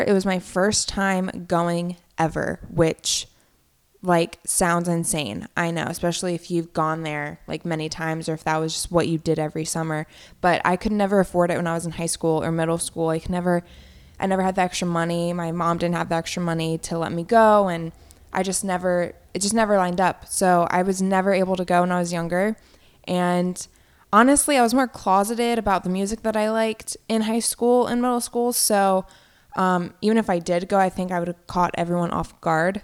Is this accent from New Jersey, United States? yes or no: no; Virginia, United States; moved away as an adult; also born or lived in Orlando; now in Philadelphia, United States; I was in Virginia, in my hometown, for the month of July.